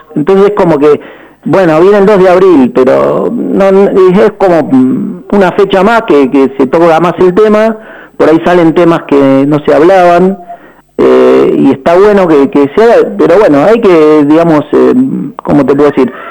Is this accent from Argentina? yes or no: yes; Banfield, Buenos Aires Province, Argentina; moved away as an adult; now in Bariloche, Argentina; al mudarme acá a esta ciudad, si bien yo no soy barilochense, soy de Banfield desde que nací